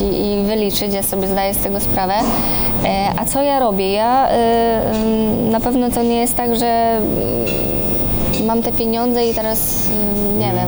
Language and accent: Polish; Poland; ja jestem z Polski